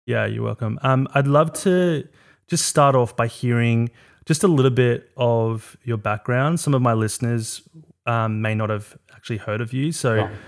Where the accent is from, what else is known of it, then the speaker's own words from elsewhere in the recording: South Africa; I'm from South Africa